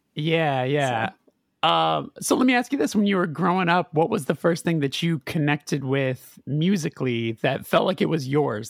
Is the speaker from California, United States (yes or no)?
yes; Burbank, California, United States; I'm from Los Angeles.